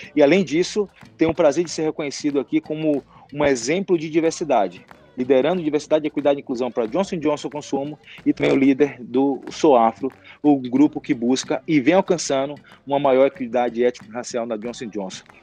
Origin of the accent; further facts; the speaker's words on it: Salvador, Bahia, Brazil; now in São Paulo, Brazil; Sou baiano, nascido em Salvador